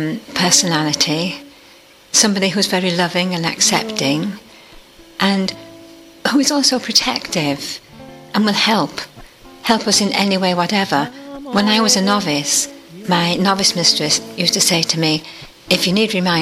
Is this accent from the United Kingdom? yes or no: yes; Liverpool, North West England, United Kingdom; also born or lived in Notting Hill, London; now in London, United Kingdom; I'm from Liverpool, but now I'm at Notting Hill Carmel.